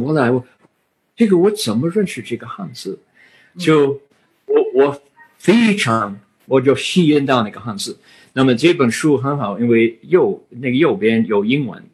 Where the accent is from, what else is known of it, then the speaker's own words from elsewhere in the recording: United States; Chinese is a second language; 我是美国人